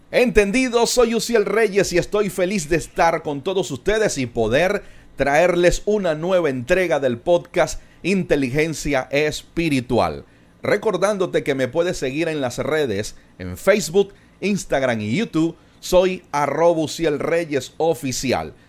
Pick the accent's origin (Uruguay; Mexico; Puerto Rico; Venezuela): Venezuela; no solamente somos paisanos, no solamente somos venezolanos